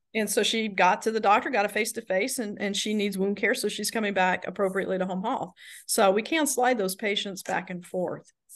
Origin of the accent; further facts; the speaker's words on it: the South, United States; moved away; I'm from the South